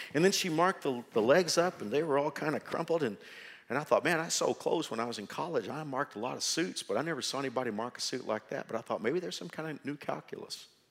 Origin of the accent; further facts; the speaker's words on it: Dallas-Fort Worth area, Texas, United States; now in Wichita, United States; I'm from the Dallas, Fort Worth area.